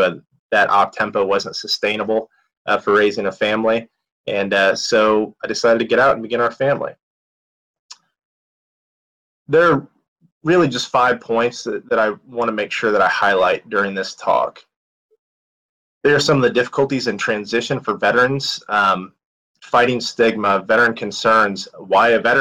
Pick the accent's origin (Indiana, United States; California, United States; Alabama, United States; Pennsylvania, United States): Indiana, United States; I'm a kid from Indiana